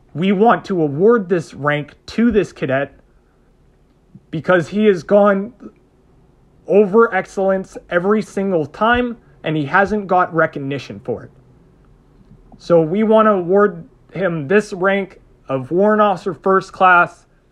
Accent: Canada; we're Canadian

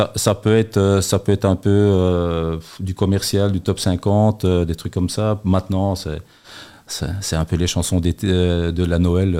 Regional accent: Antwerp, Flanders, Belgium; now in Charleroi, Belgium; en tant qu'enversois

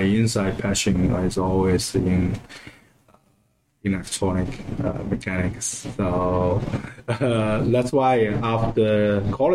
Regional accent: China; moved away as an adult; now in United States; I was born in China, and which is a province very close to Shanghai

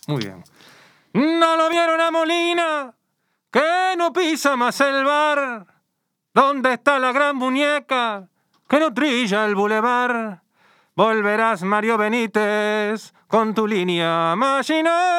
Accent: Uruguay; now in Spain

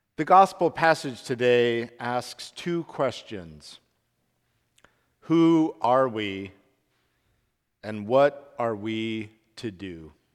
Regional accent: Salt Lake City, Utah, United States; I grew up in Salt Lake City, Utah

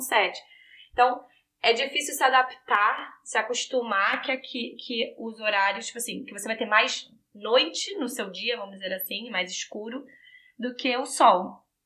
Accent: Rio de Janeiro, Brazil; now in Vancouver, Canada; que sou do Rio

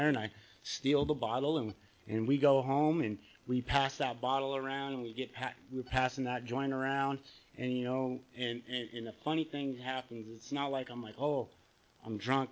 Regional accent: Bay Area, California, United States; also born or lived in Santa Cruz, California; now in San Clemente, United States; I grew up in the Bay Area

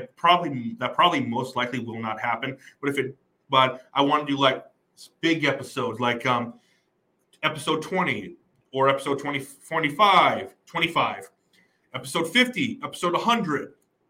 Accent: New Mexico, United States; I'm from New Mexico.

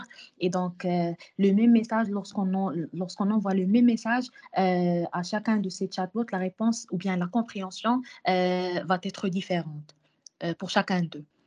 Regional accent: Morocco; chez nous au Maroc

